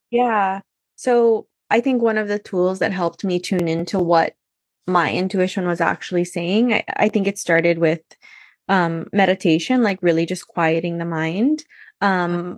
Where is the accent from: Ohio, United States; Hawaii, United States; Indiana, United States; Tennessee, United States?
Hawaii, United States; I was born and raised in Hawaii